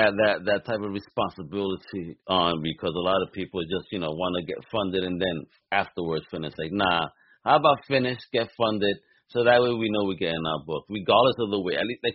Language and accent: English; New York City, New York, United States; also born or lived in Massachusetts / Rhode Island; now in Florida, United States; me growing up in Brooklyn.